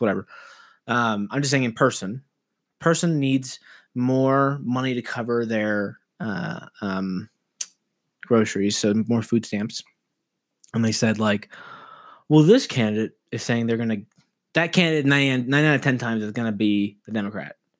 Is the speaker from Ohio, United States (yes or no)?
no; Los Angeles, California, United States; I'm from Los Angeles.